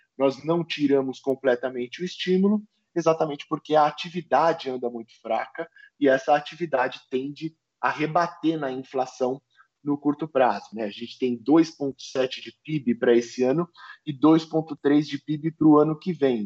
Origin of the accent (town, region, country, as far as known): Brazil